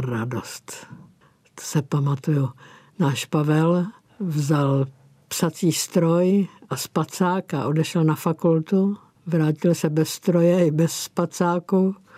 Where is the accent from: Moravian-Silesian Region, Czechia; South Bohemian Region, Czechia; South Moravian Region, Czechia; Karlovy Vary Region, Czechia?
South Bohemian Region, Czechia; Písek; now in Prague, Czech Republic; z mého rodiště z písku